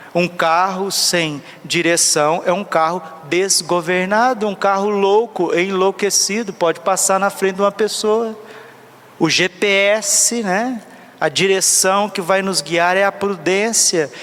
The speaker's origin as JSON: {"language": "Portuguese", "country": "Brazil", "said": "eu sou brasileiro, eu amo o país, rezo por ele"}